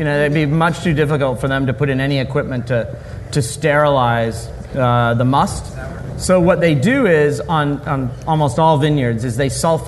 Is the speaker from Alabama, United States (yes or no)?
no; St. Louis, Missouri, United States; also born or lived in London; I'm from St. Louis, but I was working for Young's Brewery in London and came back to St. Louis to start the brewery.